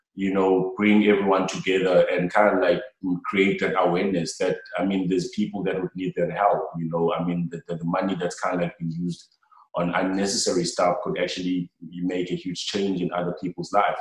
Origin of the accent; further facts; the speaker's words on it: Cape Town, Western Cape, South Africa; coming down to Langa, my, like my hometown